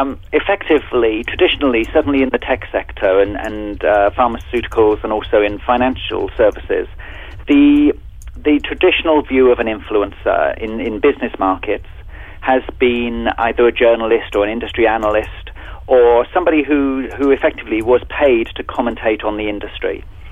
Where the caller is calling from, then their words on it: London, United Kingdom; I'm actually talking from London, where it's early evening now, so it's a pretty international business we're in at the moment.